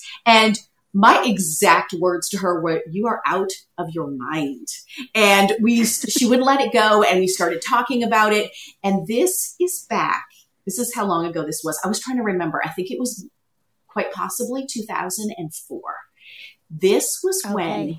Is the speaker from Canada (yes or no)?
yes; Canada; now in Toronto, Canada; Well, we covered the Canadian part. There you go.